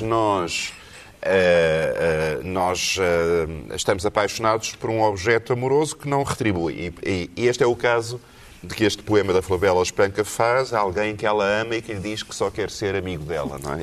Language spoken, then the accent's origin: Portuguese; Portugal; also born or lived in Texas; tive consciência da minha identidade portuguesa